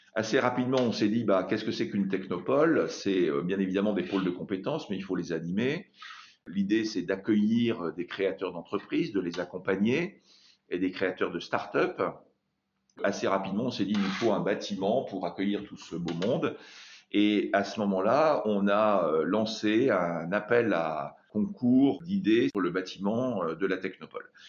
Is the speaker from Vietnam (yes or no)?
no; France; dès que je commence à parler en anglais, euh, on voit tout de suite que je suis français